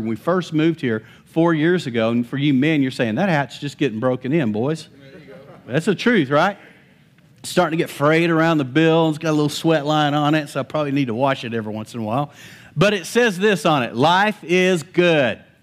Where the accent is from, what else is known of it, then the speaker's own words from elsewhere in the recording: Lubbock, Texas, United States; also born or lived in Post, Texas; I was actually fifteen, we moved from Lubbock to Post